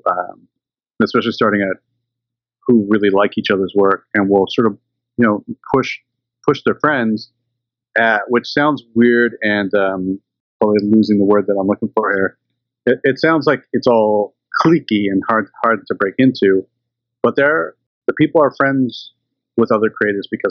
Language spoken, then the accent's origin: English; Canada; now in British Columbia, Canada; being Canadian and growing up in the 80s